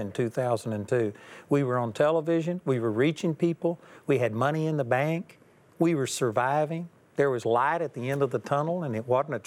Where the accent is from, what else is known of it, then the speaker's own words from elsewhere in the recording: Texas, United States; I'm a hick from Texas